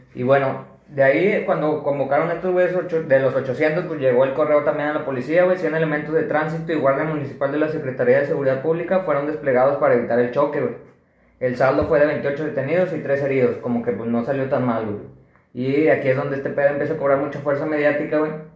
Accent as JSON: {"language": "Spanish", "town": "Monterrey", "region": "Nuevo León", "country": "Mexico", "said": "somos de aquí de Monterrey, que estamos aquí en Monterrey"}